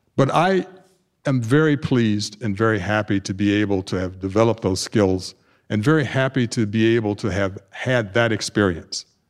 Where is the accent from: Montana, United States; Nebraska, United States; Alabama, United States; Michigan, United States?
Alabama, United States; Tuskegee; moved away as an adult; now in Naperville, United States; I grew up in Tuskegee, Alabama, the Deep South